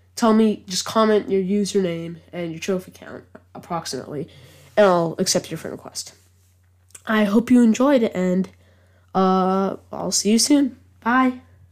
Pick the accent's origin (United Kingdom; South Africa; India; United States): United Kingdom; England; I am English